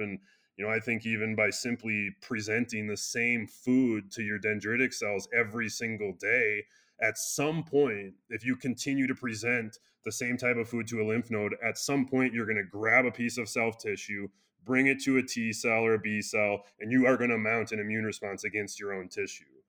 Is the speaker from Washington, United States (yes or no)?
no; Wisconsin, United States; now in Colorado, United States; I'm from Wisconsin.